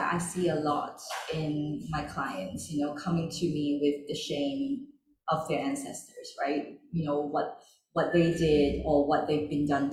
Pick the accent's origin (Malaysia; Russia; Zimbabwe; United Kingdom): Malaysia; I grew up in Malaysia, because we are seen as second class citizens